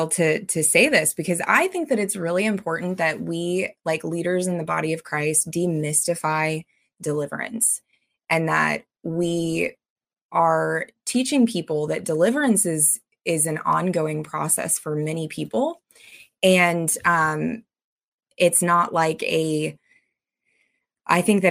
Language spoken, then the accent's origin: English; United States; I'm an American citizen, born and raised